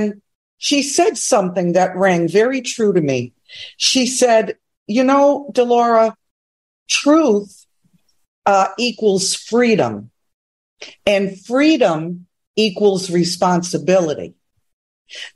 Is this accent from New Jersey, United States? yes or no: no; New York, United States; I'm a New Yorker